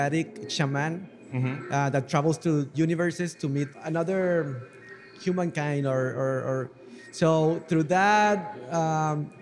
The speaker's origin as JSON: {"language": "English", "country": "Mexico", "second_language": "English", "moved": "yes", "lives_now": "Los Angeles, United States", "said": "I'm from Mexico, currently living"}